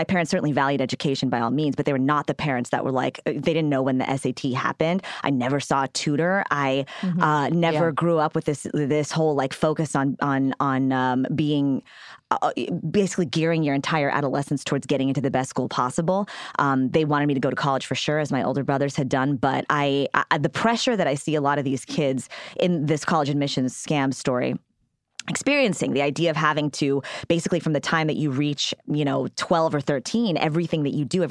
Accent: Houston, Texas, United States; moved away as an adult; also born or lived in New York; I grew up in Houston, Texas, which is a big city

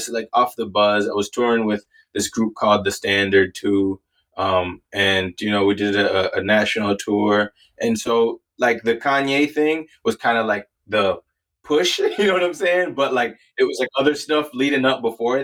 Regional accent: Minnesota, United States; born or raised there; also born or lived in Canada / Wisconsin

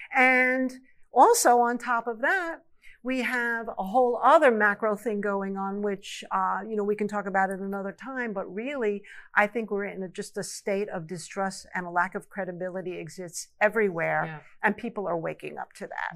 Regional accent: New York, United States; I grew up in New York

